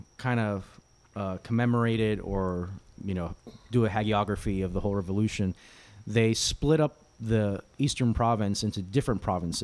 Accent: Miami, Florida, United States; also born or lived in Midwest; I was born and raised in Miami, but spent a few years in the Midwest

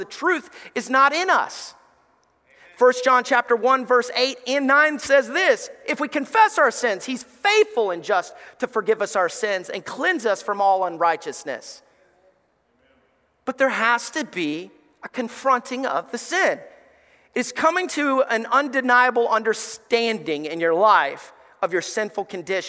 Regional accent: Alabama, United States; moved away as an adult; growing up in Alabama

